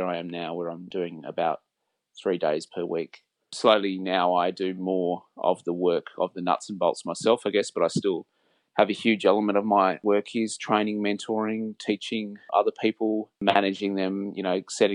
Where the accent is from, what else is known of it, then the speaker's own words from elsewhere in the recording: Sydney, New South Wales, Australia; Well, I grew up in Sydney. I've lived here all my life in Sydney.